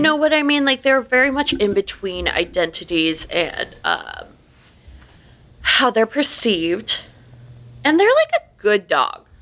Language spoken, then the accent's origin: English; Delaware, Ohio, United States; grew up in Delaware, Ohio, which is about 30 minutes north of Columbus.